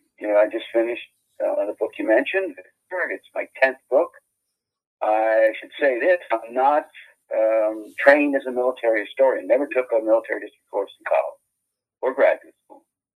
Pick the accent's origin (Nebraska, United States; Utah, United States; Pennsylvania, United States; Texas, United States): Pennsylvania, United States; Reading; I was born in Reading, Pennsylvania. It's on the North Board. It's in northeastern Pennsylvania, coal and industrial town and steel town. Grew up in a working class neighborhood.